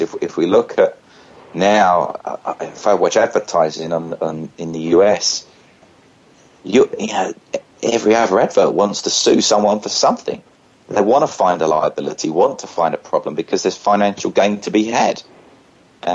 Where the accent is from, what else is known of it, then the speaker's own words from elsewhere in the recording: United Kingdom; Being a British citizen